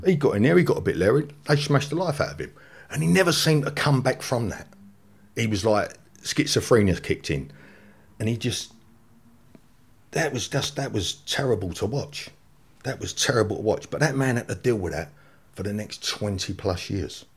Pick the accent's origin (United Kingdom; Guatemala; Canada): United Kingdom; London; I grew up in the flats that overlooked Pentonville Prison